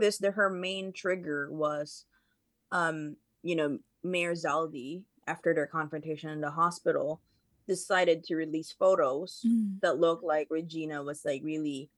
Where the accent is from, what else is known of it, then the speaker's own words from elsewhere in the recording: Seattle, Washington, United States; I am from the US, I'm from Seattle